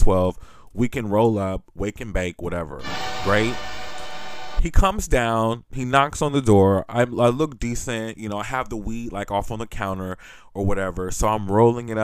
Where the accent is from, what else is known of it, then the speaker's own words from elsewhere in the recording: California, United States; I'm from California.